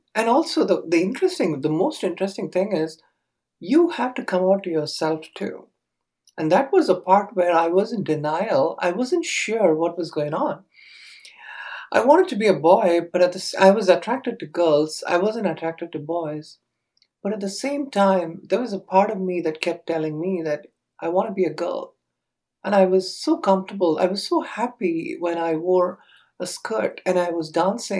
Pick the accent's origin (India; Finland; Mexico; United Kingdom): India; Chennai, Tamil Nadu; now in Southern California, United States; I grew up in the early 70s, I would say, in India. And this was part of Tamil Nadu. It's a small town called Chennai.